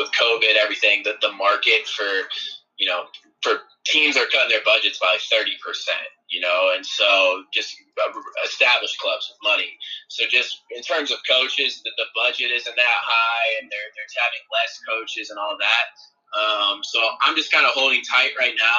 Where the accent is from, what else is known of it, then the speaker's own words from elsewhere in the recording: Northwest Ohio, United States; moved away; growing up in Northwest Ohio